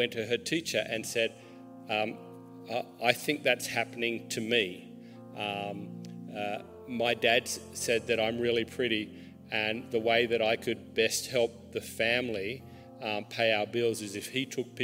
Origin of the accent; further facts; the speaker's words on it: Australia; I'm Australian